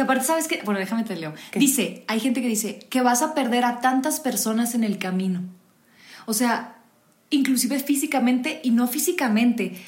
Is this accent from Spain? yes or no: no; Mexico; soy mexicana